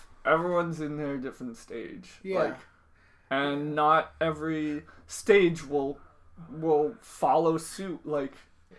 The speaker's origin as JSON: {"language": "English", "town": "Milton", "region": "Massachusetts", "country": "United States", "tie": "born or raised there", "said": "Is a loose term for where I grew up. I grew up within, like, throwing distance of Boston."}